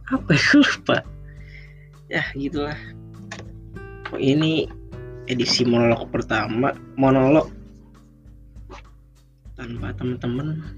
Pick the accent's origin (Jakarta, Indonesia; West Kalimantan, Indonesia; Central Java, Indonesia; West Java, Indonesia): Jakarta, Indonesia; also born or lived in Java; gue bukan orang Jawa asli ya gue orang Jakarta gede di Jawa sekarang gue juga kuliahnya di Jakarta